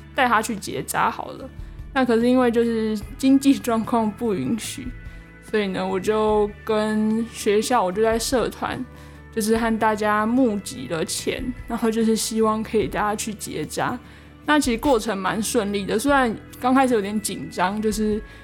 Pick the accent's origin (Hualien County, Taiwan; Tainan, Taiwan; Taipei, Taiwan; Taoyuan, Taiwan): Hualien County, Taiwan; Hualien; moved away as an adult; now in Kaohsiung, Taiwan; 其实我自己算是东部人，那，呃，我是花莲人，所以其实相较于北部，其实我在花莲的时候是随处都可以看见山的